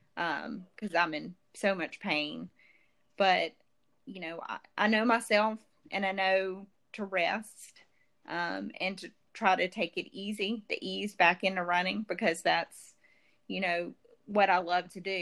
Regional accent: Jackson, Mississippi, United States; also born or lived in Florence, Mississippi; in Jackson, not not too far from here

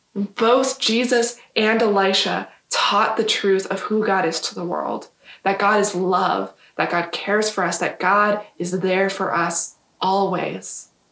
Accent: Yuma, Arizona, United States; I grew up in Yuma

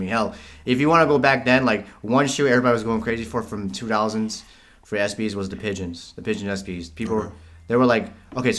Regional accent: El Salvador

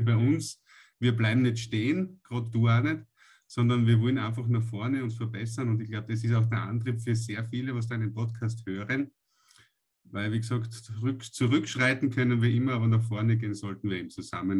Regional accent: Austria; bei uns in Österreich

